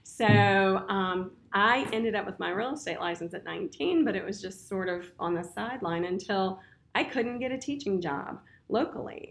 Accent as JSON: {"language": "English", "town": "Winchester", "region": "Virginia", "country": "United States", "tie": "born or raised there", "said": "Born and raised in Winchester, Virginia"}